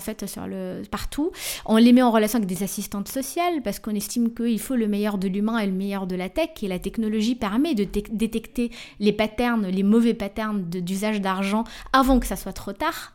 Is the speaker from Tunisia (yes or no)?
yes; Tunisia; je suis tunisien